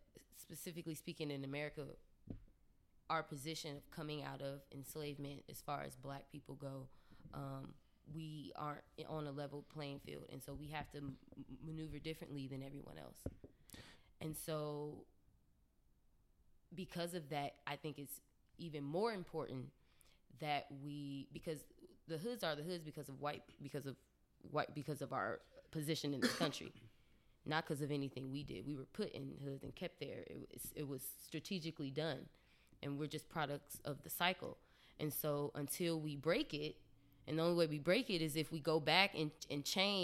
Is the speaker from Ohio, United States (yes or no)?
yes; Dayton, Ohio, United States; moved away as an adult; also born or lived in Washington, District of Columbia, United States; I'm from Ohio